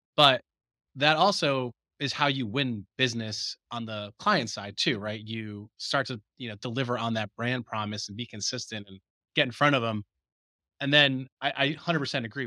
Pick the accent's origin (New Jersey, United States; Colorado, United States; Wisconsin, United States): New Jersey, United States; I could see the Twin Towers from my bedroom window